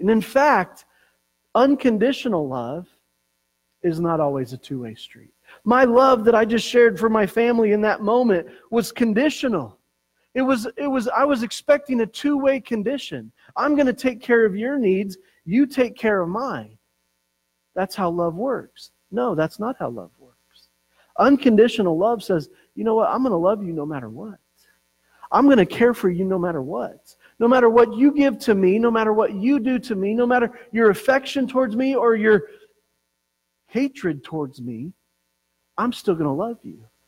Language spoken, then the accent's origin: English; Colorado, United States; growing up in Colorado